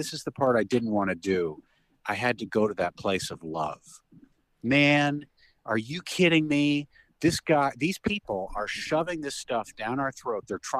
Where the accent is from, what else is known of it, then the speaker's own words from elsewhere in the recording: Phoenix, Arizona, United States; I grew up in Phoenix, Arizona.